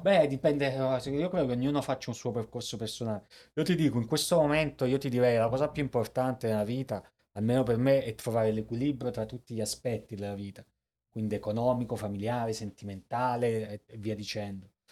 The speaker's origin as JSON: {"language": "Italian", "town": "Salerno", "region": "Campania", "country": "Italy", "also_born_or_lived": "Caracas, Venezuela", "moved": "as an adult", "lives_now": "New York, United States", "said": "vengo da Salerno"}